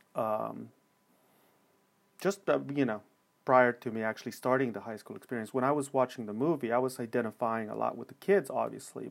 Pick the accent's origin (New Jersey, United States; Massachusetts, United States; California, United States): California, United States; Los Angeles; born or raised there